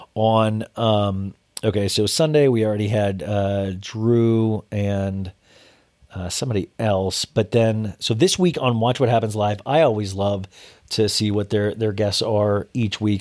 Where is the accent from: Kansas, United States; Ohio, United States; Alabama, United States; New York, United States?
Kansas, United States; I'm from Kansas